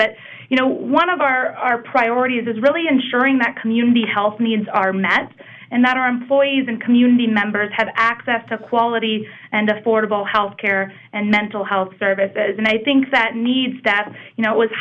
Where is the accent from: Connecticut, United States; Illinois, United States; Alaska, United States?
Alaska, United States; Fairbanks; moved away as an adult; now in Nevada, United States; born and raised in Fairbanks, Alaska